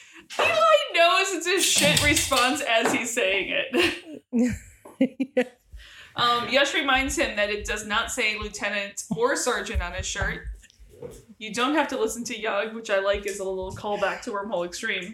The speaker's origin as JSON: {"language": "English", "region": "Midwest", "country": "United States", "said": "I'm from the Midwest"}